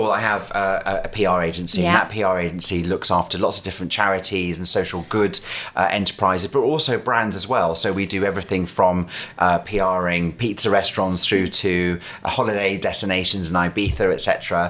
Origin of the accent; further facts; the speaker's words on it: Scotland, United Kingdom; accent: strong Scottish; also born or lived in London; Went, left London, came to live back in Scotland.